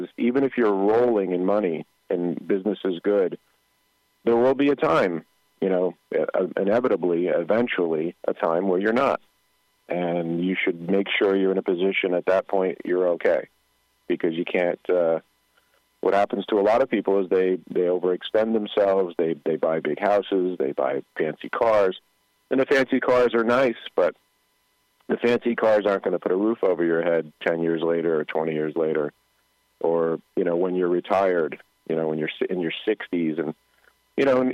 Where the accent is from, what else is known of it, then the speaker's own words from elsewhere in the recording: Paterson, New Jersey, United States; I grew up in Patterson, and we were, I hate to say poor, but we were rich in love